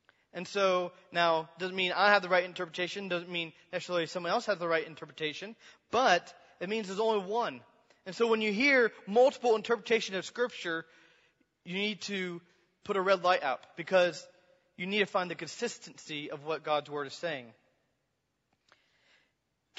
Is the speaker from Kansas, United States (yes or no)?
yes; Kansas, United States; I was from Kansas, middle of Kansas